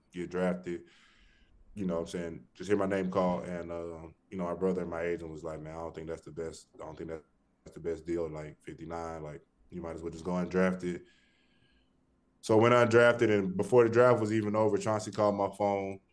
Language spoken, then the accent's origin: English; Birmingham, Alabama, United States; Originally from Birmingham, Alabama